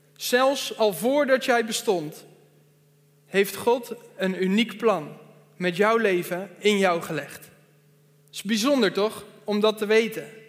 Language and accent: Dutch; Veenendaal, Utrecht, Netherlands; Ik kom uit Veenendaal